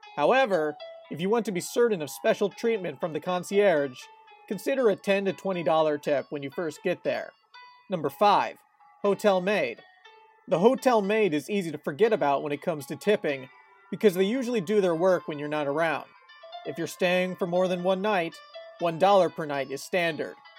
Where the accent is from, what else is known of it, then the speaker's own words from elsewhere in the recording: United States; born and raised in America